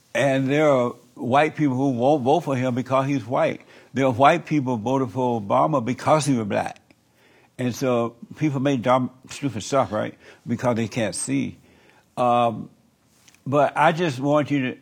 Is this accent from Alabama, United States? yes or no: yes; Alabama, United States; I grew up in Alabama